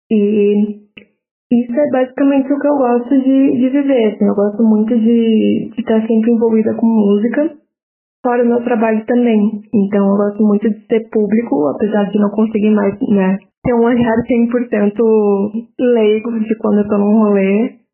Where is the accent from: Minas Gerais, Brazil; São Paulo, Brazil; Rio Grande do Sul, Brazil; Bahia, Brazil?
Rio Grande do Sul, Brazil; Porto Alegre; Eu cresci em Porto Alegre, né? Morei a vida inteira aqui, tirando o período da faculdade.